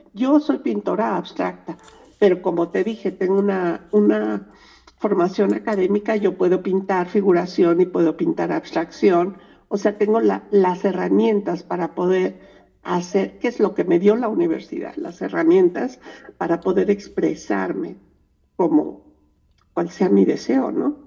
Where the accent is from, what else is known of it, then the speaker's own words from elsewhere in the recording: Mexico; Nosotros somos mexicanas